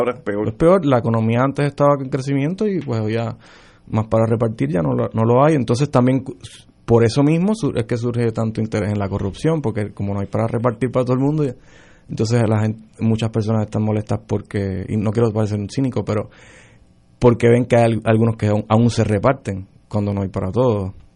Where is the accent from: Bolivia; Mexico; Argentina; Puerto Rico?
Puerto Rico; now in United States